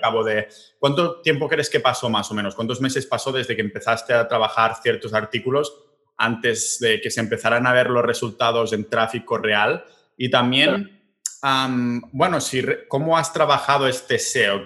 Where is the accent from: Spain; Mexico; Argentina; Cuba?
Spain; Catalonia; yo que soy catalán